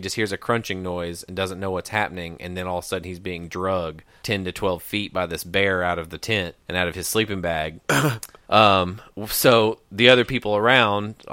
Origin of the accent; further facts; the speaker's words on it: United States; growing up in the Smokies